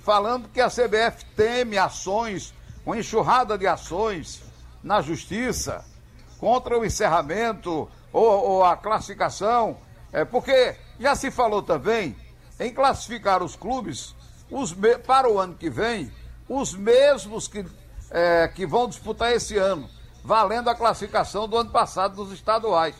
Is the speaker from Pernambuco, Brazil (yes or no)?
yes; Caruaru, Pernambuco, Brazil; moved away; Bela Caruaru, onde eu nasci há algum tempo atrás.